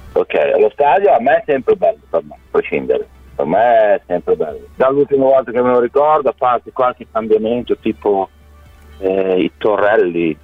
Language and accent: Italian; Bologna, Emilia-Romagna, Italy; moved away as an adult; now in Australia; sono nato a Bologna, tifoso bolognese da, da quando sono piccolo piccolo, avevo 8 anni